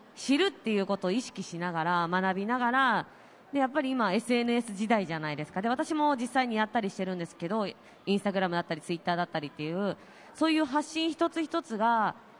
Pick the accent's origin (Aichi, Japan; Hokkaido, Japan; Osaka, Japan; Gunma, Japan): Osaka, Japan; Matsubara; 大阪松原市、私の地元